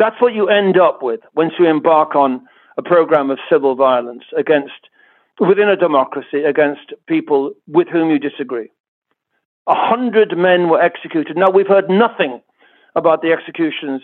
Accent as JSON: {"language": "English", "region": "England", "country": "United Kingdom", "tie": "born or raised there", "moved": "yes", "lives_now": "Ireland", "said": "I was raised in England"}